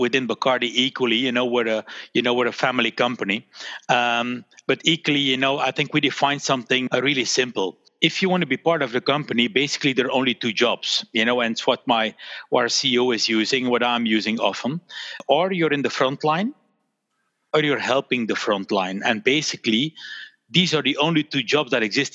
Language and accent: English; Belgium; my parents, they had the store here in Belgium. And so I grew up in a store